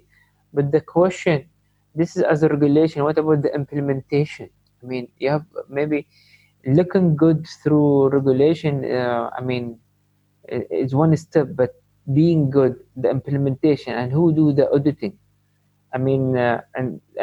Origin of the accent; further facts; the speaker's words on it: Sharjah, United Arab Emirates; I'm from Sharjah